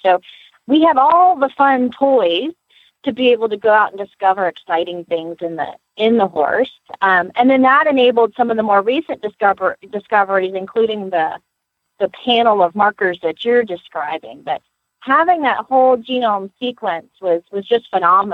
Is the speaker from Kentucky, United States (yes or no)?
yes; Lexington, Kentucky, United States; now in Gainesville, United States; I was born in Lexington